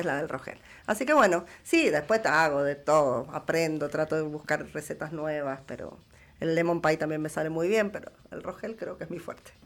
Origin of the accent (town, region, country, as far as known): Mendoza, Argentina